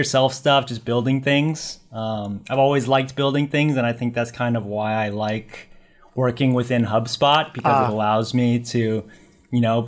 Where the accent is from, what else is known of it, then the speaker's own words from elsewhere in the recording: Northern Virginia, United States; moved away as an adult; also born or lived in Bay Area, California; now in Culver City, United States; We were both born in the Bay Area of California. We lived there until about 2000. Yeah, it was Y2K. And then we moved to Northern Virginia. I graduated high school in Virginia